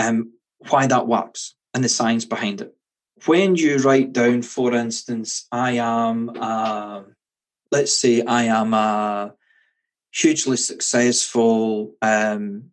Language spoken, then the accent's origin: English; Scotland, United Kingdom; Being Scottish